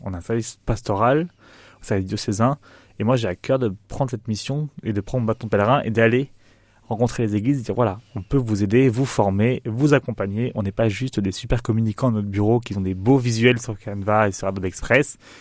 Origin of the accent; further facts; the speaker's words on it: Nice, Provence-Alpes-Côte d'Azur, France; moved away as an adult; also born or lived in Paris; now in Châlons-en-Champagne, France; J'ai grandi à Nice